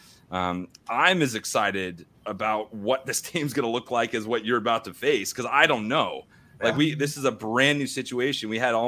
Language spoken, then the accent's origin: English; Missouri, United States; because I am from Missouri and I live next to the University of Missouri